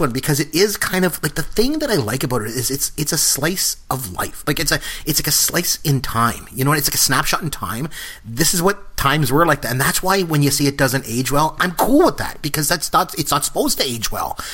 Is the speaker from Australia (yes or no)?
no; Port Elgin, Ontario, Canada; I grew up in a really small town. I grew up in Port Elgin, Ontario